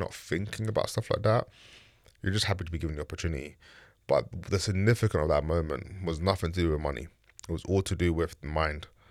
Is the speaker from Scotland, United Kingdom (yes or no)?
no; London, United Kingdom; also born or lived in Bermondsey / Ladbroke Grove; I grew up in East London, Bricklayne, Shoreditch